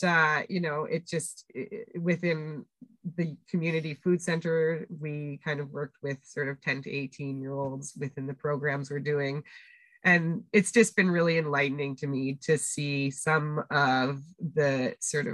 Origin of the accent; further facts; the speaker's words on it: Winnipeg, Manitoba, Canada; moved away; we were growing up in Winnipeg